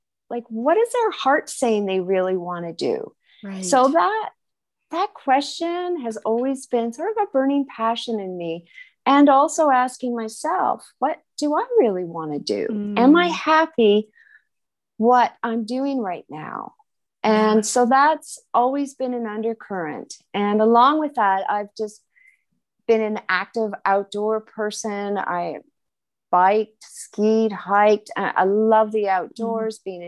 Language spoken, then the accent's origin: English; West Vancouver, British Columbia, Canada; now in Switzerland; I'm originally from British Columbia, Canada, and I grew up in West Vancouver near the ocean